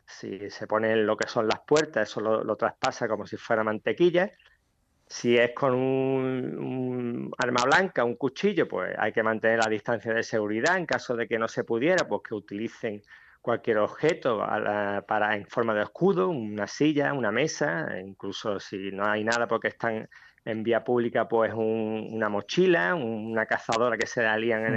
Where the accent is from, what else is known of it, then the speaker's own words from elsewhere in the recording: Ceuta, Spain; natural de Ceuta